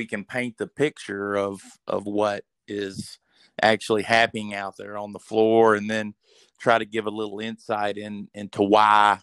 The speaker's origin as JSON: {"language": "English", "region": "North Arkansas", "country": "United States", "tie": "born or raised there", "said": "grew up in North Arkansas"}